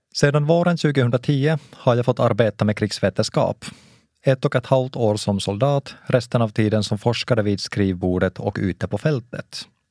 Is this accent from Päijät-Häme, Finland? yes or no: yes; Lahti, Päijät-Häme, Finland; first language Finnish; Swedish is a second language; moved away as an adult; now in Uppsala, Sweden; Jag är uppvuxen i Lahtis, där det var vanligare att höra ryska än svenska.